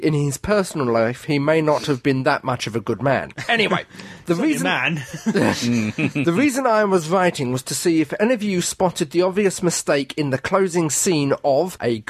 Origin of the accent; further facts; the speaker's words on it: Australia; Also, I'm from Australia, but I was in London over New Year.